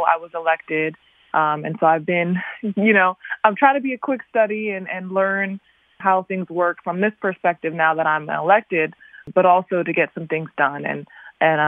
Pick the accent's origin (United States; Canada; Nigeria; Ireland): United States; Newark, Delaware; I'm from the Newark area here in Delaware, which is the area I grew up